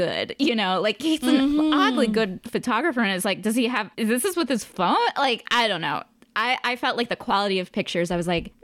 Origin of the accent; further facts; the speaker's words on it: United States; I'm from the United States